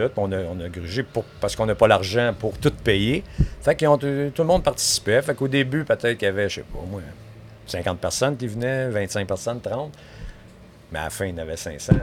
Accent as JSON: {"language": "French", "town": "Montreal", "region": "Quebec", "country": "Canada", "tie": "born or raised there", "said": "je suis né à Montréal. Oui. Grandi là toute ma vie"}